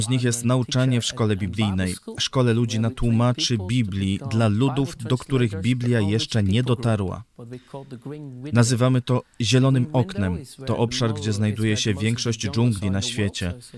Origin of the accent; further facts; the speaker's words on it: Netherlands; moved away; Mieszkaliśmy w małym uh, holenderskim miasteczku